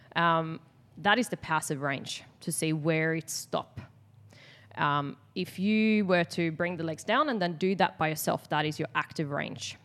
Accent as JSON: {"language": "English", "country": "Sweden", "moved": "as an adult", "lives_now": "Australia", "said": "I'm from Sweden"}